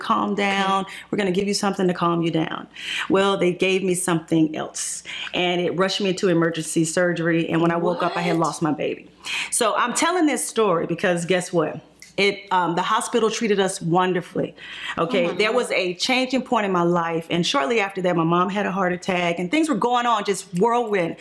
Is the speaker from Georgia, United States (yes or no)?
yes; Atlanta, Georgia, United States; I'm a Grady baby. I'm from Atlanta